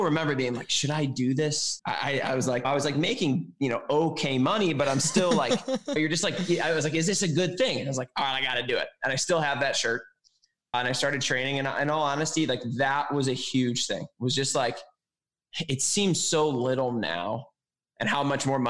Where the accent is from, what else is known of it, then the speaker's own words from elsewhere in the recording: Chicago, Illinois, United States; moved away as an adult; also born or lived in Milwaukee; I was living in Milwaukee, but I was from Chicago